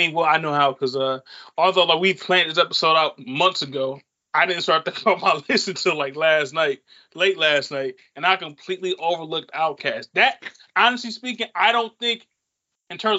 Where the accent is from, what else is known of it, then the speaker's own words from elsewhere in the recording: Saginaw, Michigan, United States; us growing up in Saginaw